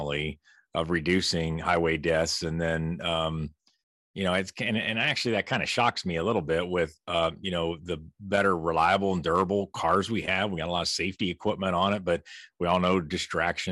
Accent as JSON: {"language": "English", "region": "Ohio", "country": "United States", "tie": "born or raised there", "said": "I was born and raised in Ohio, proud graduate of Ohio State University"}